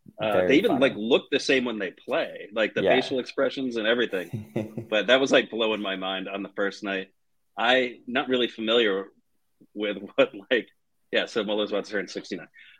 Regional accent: Connecticut, United States; now in Boston, United States; This venue is not too far from where I grew up in Connecticut

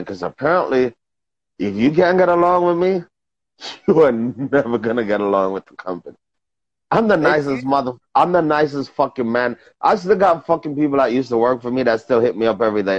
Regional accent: New York, United States; I'm from New York

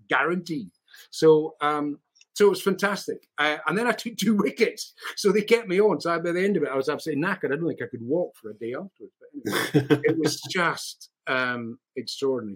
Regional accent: Scotland, United Kingdom; I'm a Scot

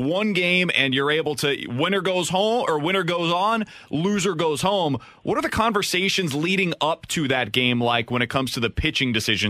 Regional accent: Kansas City, Missouri, United States; now in St. Louis, United States; I'm from Kansas City, and I was in KC in that 2014 run

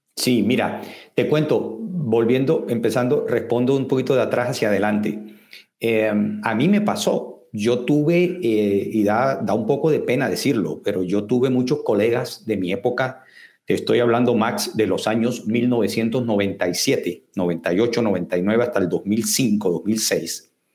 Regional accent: Barranquilla, Atlántico, Colombia; moved away as an adult; now in Guatemala; somos colombianos de, una zona eh, muy importante del Caribe colombiano, que es la ciudad de Barranquilla

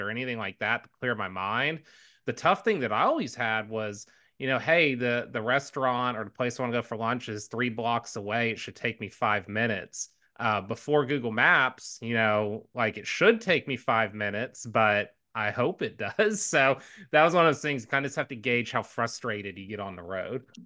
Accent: Houston, Texas, United States; I grew up in Houston

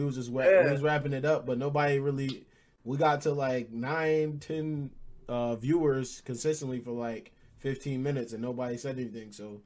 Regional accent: Utica, New York, United States; Upstate New York, Utica, 315.

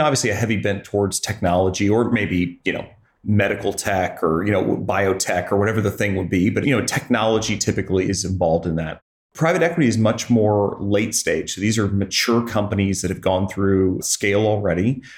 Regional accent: Joplin, Missouri, United States; now in Columbia, United States; I grew up in Joplin, Missouri

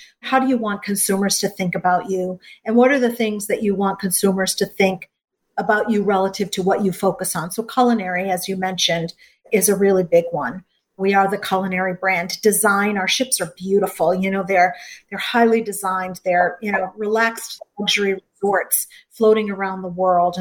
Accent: Gloucester, Massachusetts, United States; I grew up in Gloucester, Massachusetts, a little fishing town

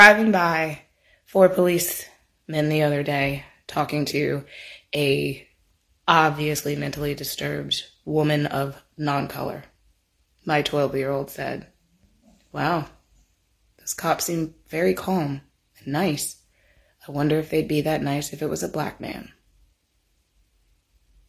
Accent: Virginia, United States; if you're born and raised in Virginia

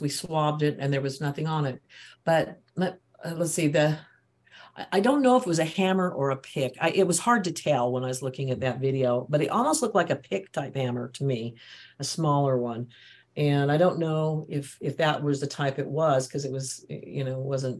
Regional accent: Utah, United States; I'm from Utah and there's a lot of churches here

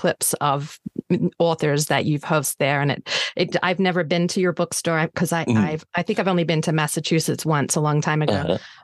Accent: Australia; I'm Australian

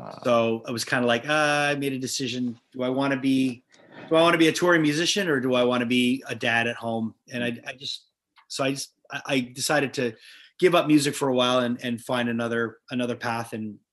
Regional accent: Montreal, Quebec, Canada; born or raised there

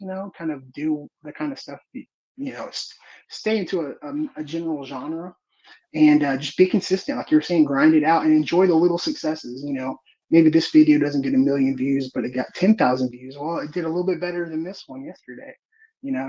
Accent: Houston, Texas, United States; I'm from the Houston area

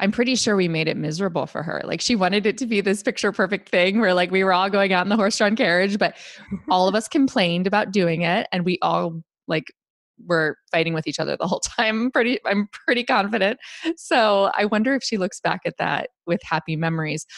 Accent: Northeastern Ohio, United States; now in New York, United States; as a child, I grew up in Northeastern Ohio where there was a lot of snow

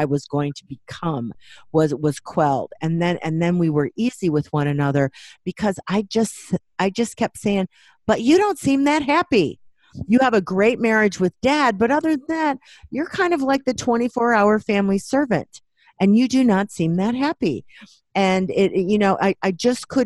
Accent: Waukegan, Illinois, United States; I grew up Catholic in Waukegan, Illinois

